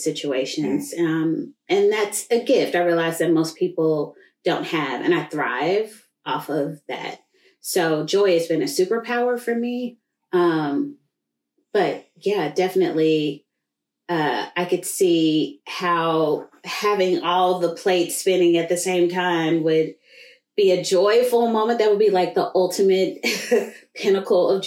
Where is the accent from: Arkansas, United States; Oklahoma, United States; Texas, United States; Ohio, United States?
Oklahoma, United States; Tulsa; I grew up in Greenwood, which is just in the shadow of downtown Tulsa